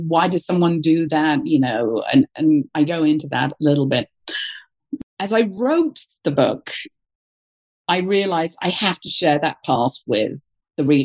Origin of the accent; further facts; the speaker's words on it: United Kingdom; moved away; being a Brit